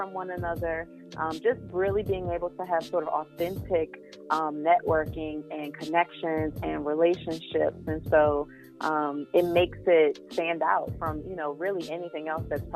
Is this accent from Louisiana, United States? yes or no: yes; New Orleans, Louisiana, United States; I'm from New Orleans